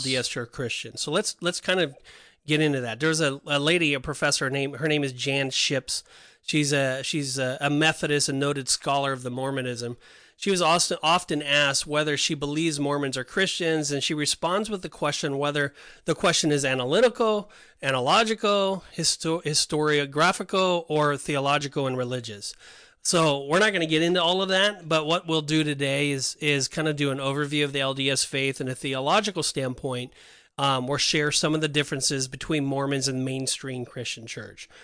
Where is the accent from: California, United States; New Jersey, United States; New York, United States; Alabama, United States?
California, United States; Laguna Beach; I grew up in Laguna Beach